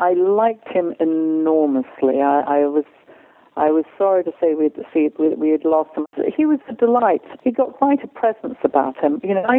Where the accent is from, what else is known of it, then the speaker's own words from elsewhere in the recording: England, United Kingdom; I know that a lot of the work I've done because I'm English and because I sound like I know what I'm talking about